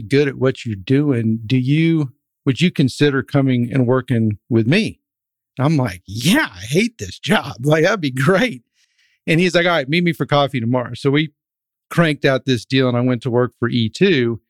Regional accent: Dripping Springs, Texas, United States; three other brothers that I grew up with in Dripping Springs, which is right outside of Austin

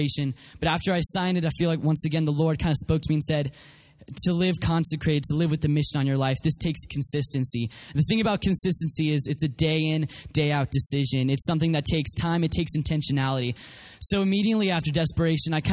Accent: Colorado, United States; also born or lived in Oklahoma City, Oklahoma; I was born in Oklahoma City, but was raised mostly in Colorado.

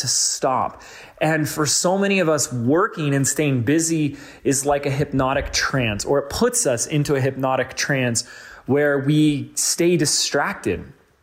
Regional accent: Laguna Beach, California, United States; my hometown, Laguna Beach

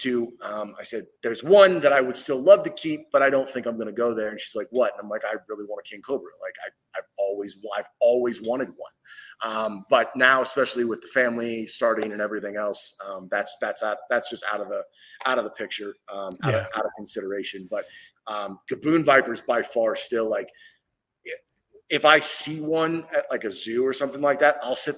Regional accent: Northwest Ohio, United States; I grew up in Northwest Ohio

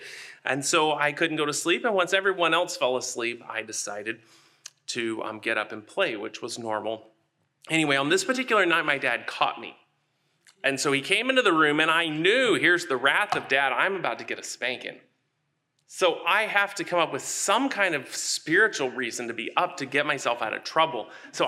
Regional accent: Texarkana, Texas, United States; born there; I was born in Texarkana, Texas, on the Texas side. I've always been very braggadocious about that.

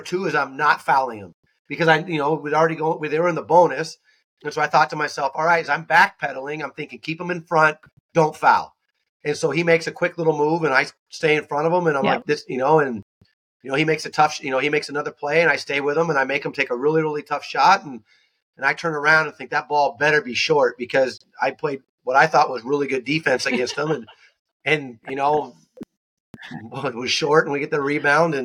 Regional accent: Newbury Park, California, United States; moved away; I'm from Newbury Park, California, which is a small part of like Thousand Oaks

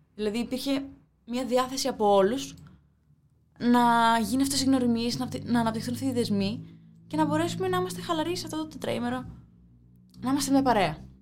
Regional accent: Agrinio, Western Greece, Greece; Είμαι και από τα Αγρίνο, δηλαδή στην επαρχία είναι ειδικά μεγαλώνοντα εγώ

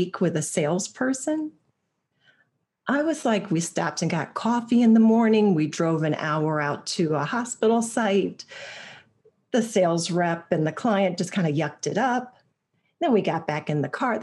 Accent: Ohio, United States; I was actually born and raised in Ohio

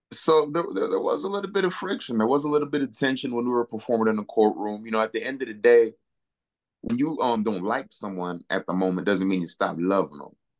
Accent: Naugatuck, Connecticut, United States; the first time I ever performed was actually at the YMCA in my hometown, Naugatuck, Connecticut.

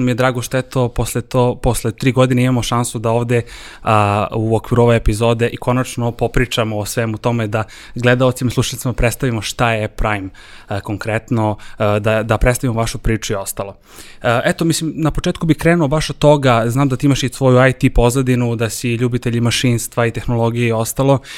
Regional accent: Serbia

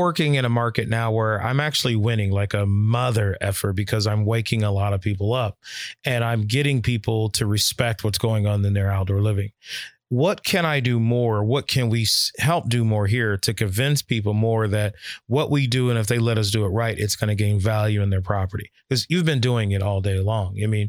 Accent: Columbus, Ohio, United States; moved away; I come from Columbus, Ohio.

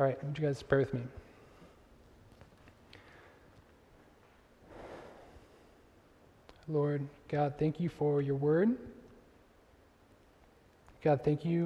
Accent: Northern California, United States; moved away as an adult; also born or lived in Chicago; I grew up in Northern California

